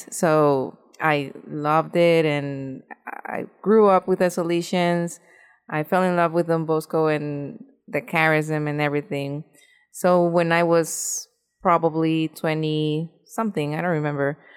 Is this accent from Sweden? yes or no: no; Honduras; English is a second language; moved away as an adult; now in United States; I am from Honduras. I was born and raised there. Um, my family is very Catholic.